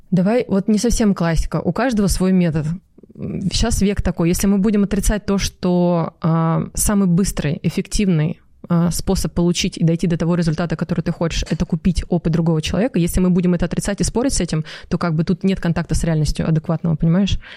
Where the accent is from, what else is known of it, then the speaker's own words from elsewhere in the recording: Novokuznetsk, Kemerovo Oblast, Russia; Я из Новокузнецка. И ты там сейчас живешь? Ну, я живу, но вот сейчас мы в Дубай переезжаем пока на время.